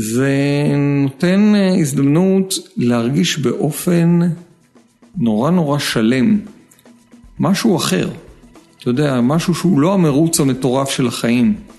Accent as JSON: {"language": "Hebrew", "town": "Tel Aviv", "region": "Tel Aviv District", "country": "Israel", "said": "אני תל אביבי, אתה יודע, אני נוסע לים באופניים"}